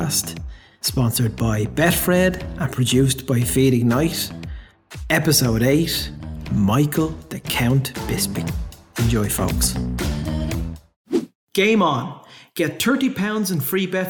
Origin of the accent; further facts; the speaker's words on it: Ireland; I'm Irish